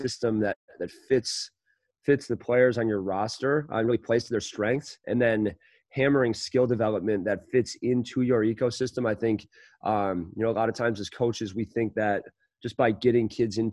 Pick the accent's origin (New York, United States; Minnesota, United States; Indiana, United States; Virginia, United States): Minnesota, United States; St. Paul; I grew up in St. Paul in Highland Park